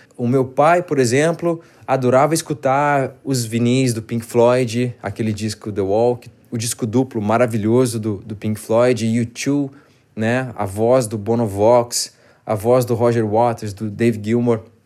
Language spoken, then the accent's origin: Portuguese; Porto Alegre, Rio Grande do Sul, Brazil; moved away as an adult; now in São Paulo, Brazil; eu sou gaúcho, eu sou de Porto Alegre. Tudo isso eu vivi em Porto Alegre. Quando eu vim para São Paulo, isso foi em 2011